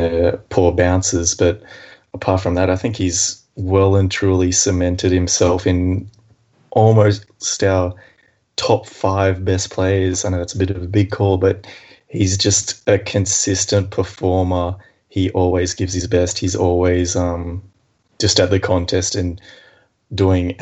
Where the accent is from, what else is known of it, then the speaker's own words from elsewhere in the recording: Leeton, New South Wales, Australia; I'm not from Melbourne. We're both from the same little country town as our Lord and Saviour, Jacob Townsend in Leeton.